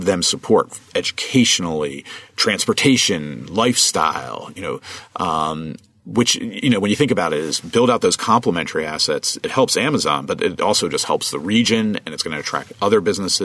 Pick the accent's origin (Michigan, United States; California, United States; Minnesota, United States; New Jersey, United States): New Jersey, United States; right outside of Trenton; moved away; I grew up right outside of Trenton, New Jersey